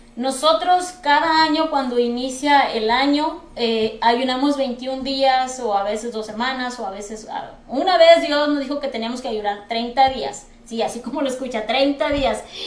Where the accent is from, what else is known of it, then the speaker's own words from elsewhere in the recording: Mexico; now in United States; nosotros que venimos de México